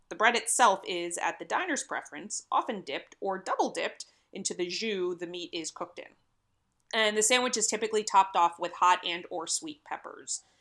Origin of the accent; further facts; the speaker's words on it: Philadelphia, Pennsylvania, United States; I'm from the Philly area